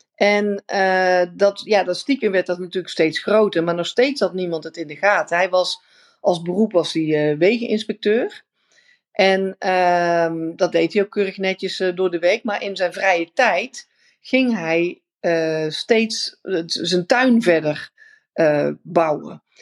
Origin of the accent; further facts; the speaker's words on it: Netherlands; also born or lived in India; wij zijn natuurlijk super efficiënt als Nederlanders